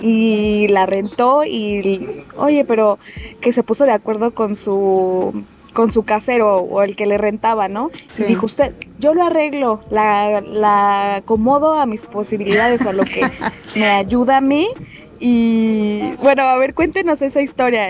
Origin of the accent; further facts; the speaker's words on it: Mexico; nosotros que somos mexicanos